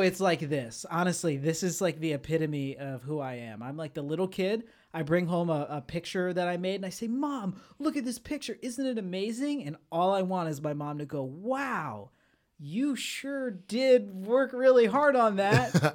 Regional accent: Florida, United States; I grew up in Florida

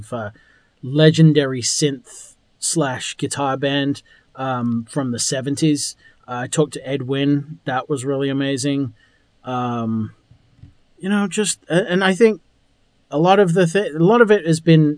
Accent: England, United Kingdom; I'm from England.

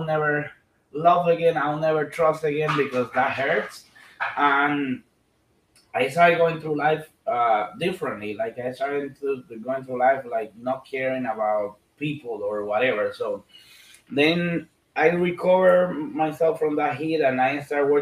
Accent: Dominican Republic; I was born in Dominican Republic and the Caribbean.

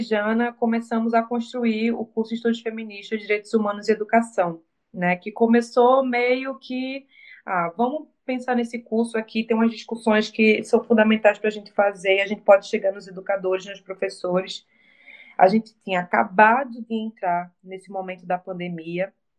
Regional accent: Recife, Pernambuco, Brazil

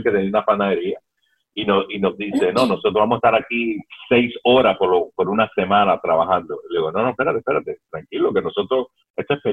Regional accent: Cuba; moved away; cuando nosotros llegamos de Cuba, cuando ellos llegaron de Cuba

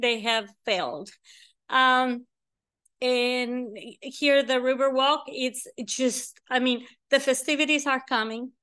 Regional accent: Mexico; first language Spanish; English is a second language; moved away as an adult; also born or lived in Texas / Mexico City; now in San Antonio, United States; I was, uh, born in Texas, but I was raised in Mexico.

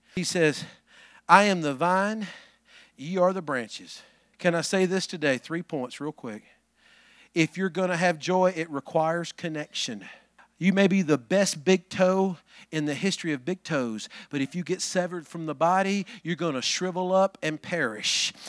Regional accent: Alabama, United States; I'm from Alabama

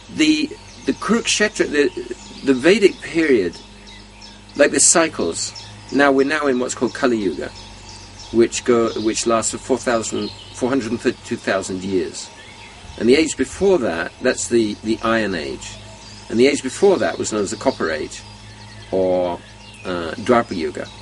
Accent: London, United Kingdom; I was born in London

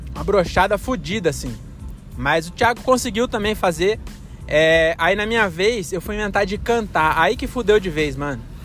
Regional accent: Francisco Morato, São Paulo, Brazil; now in Cajamar, Brazil; Morato, que é a minha cidade natal, né? Agora eu moro em Cajamar.

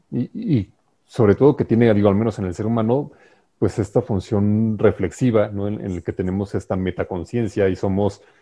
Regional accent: Mexico; como mexicanos

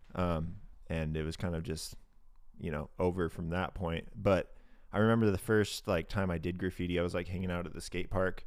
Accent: Independence, Oregon, United States; I grew up in Independence, Oregon.

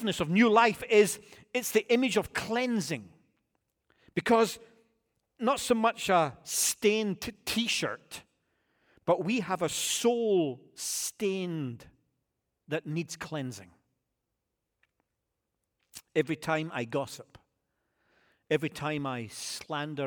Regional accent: United Kingdom; moved away; I'm British

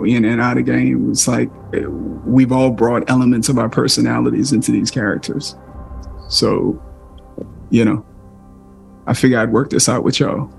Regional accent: New Orleans, Louisiana, United States; I thought it was a really clear representation of what it's like growing up in New Orleans.

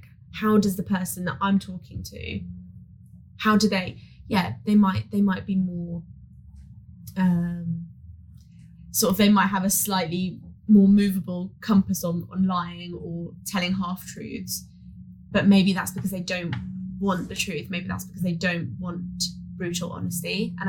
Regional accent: San Diego, California, United States; I'm 28 from San Diego.

